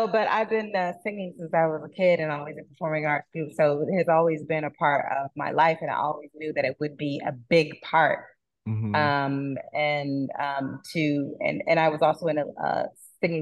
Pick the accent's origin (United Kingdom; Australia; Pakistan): United Kingdom; London; now in New York, United States; I'm from London